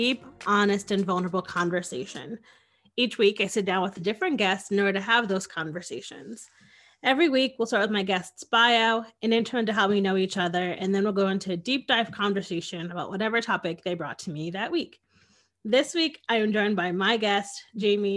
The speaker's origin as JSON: {"language": "English", "region": "Connecticut", "country": "United States", "said": "I'm from Connecticut."}